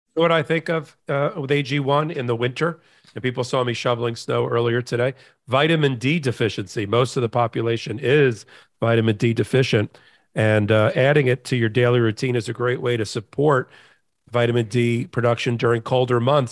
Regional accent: Florida, United States; a connection to Florida, which you think is my home state

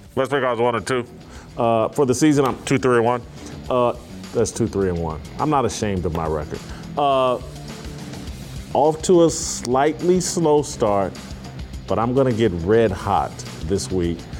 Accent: Indianapolis, Indiana, United States; now in Nashville, United States; I grew up in Indianapolis.

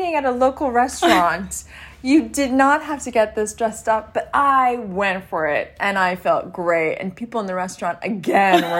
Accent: Canada; I grew up in Canada.

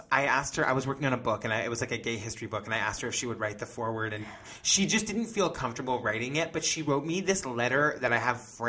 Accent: Boston, Massachusetts, United States; I'm from Boston.

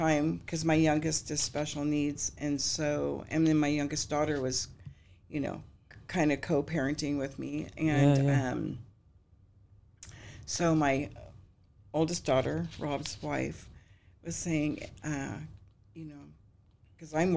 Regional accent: Northern California, United States; moved away

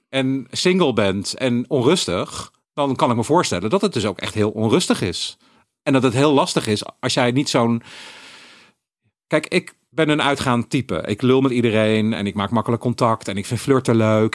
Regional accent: Eindhoven, North Brabant, Netherlands; moved away; also born or lived in Utrecht; ik ben opgegroeid in Eindhoven

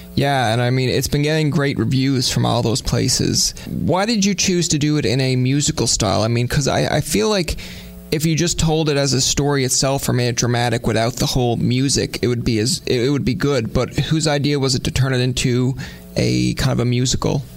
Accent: Newfoundland and Labrador, Canada; We're both Newfoundlanders. We're both from the East Coast.

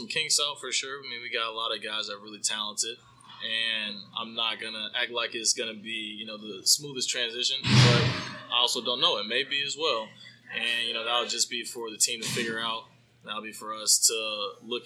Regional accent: North Carolina, United States; moved away; growing up in North Carolina

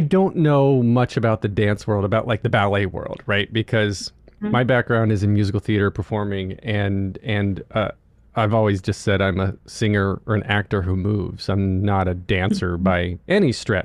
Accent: North Carolina, United States; moved away; when I grew up in North Carolina, or where I learned, went to high school in North Carolina

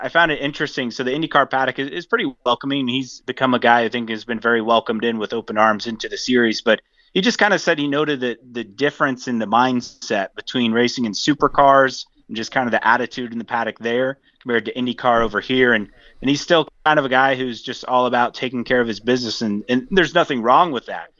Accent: Indianapolis, Indiana, United States; I grew up in Indianapolis

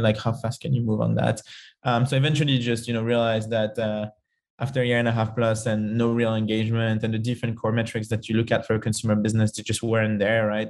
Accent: Paris, Île-de-France, France; moved away

